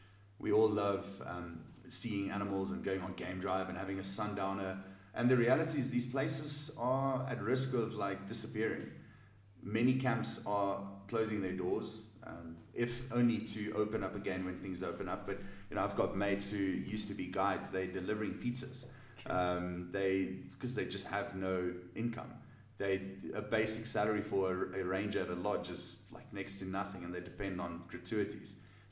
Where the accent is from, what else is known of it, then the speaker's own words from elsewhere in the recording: South Africa; I'm from South Africa. Where in the south of Africa? Well, South Africa is a country, and you know, that's my home.